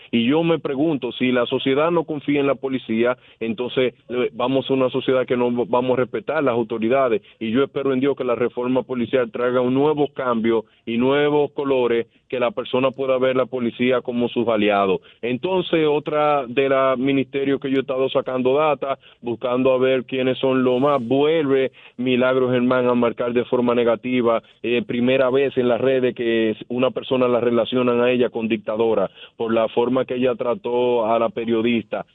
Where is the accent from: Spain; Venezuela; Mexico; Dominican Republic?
Dominican Republic; nosotros siendo dominicanos